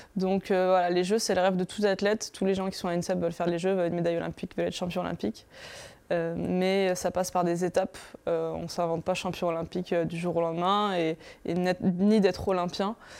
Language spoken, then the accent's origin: French; Paris, Île-de-France, France; je suis parisienne, donc c'est chez soi